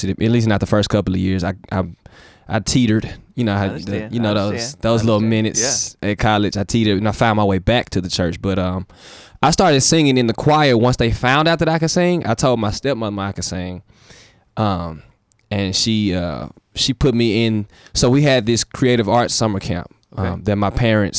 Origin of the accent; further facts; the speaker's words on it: Memphis, Tennessee, United States; I'm from Memphis